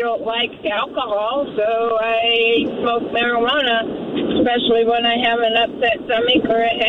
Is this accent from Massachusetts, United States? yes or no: no; Boise, Idaho, United States; also born or lived in Oregon; I lived in Oregon, and I was born and raised in Boise.